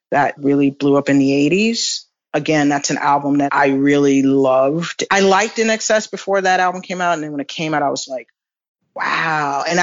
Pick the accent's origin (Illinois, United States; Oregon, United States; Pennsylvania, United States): Illinois, United States; Chicago; in a small theater called the Aragon Ballroom in my hometown of Chicago.